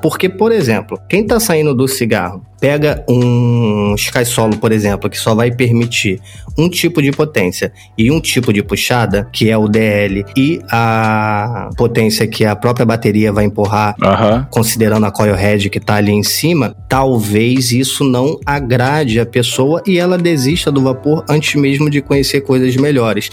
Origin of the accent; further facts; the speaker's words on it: Rio de Janeiro, Brazil; eu sou do Rio de Janeiro